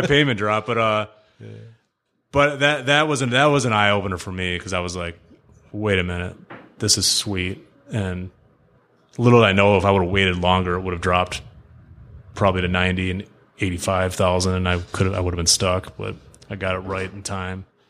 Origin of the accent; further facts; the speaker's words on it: Birmingham, Michigan, United States; born and raised in Birmingham, Michigan.